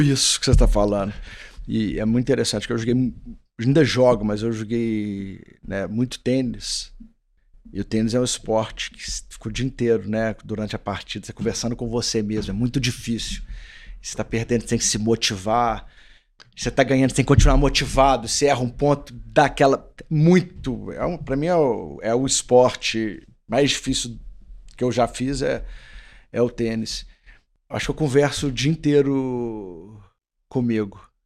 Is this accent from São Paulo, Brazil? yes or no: no; Belo Horizonte, Minas Gerais, Brazil; eu sou de Belo Horizonte